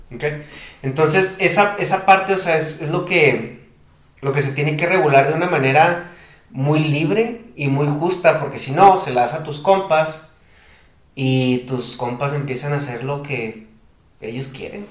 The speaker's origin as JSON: {"language": "Spanish", "region": "Chihuahua", "country": "Mexico", "said": "vengo de Chihuahua"}